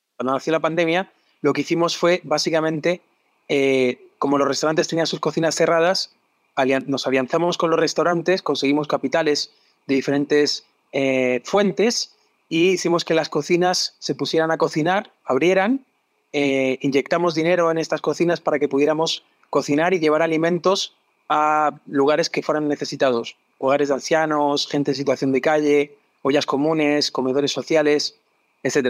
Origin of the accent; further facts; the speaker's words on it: Madrid, Community of Madrid, Spain; moved away as an adult; also born or lived in England / Barcelona; now in Chile; Yo soy español, nací en Madrid, en una familia de gastrónomos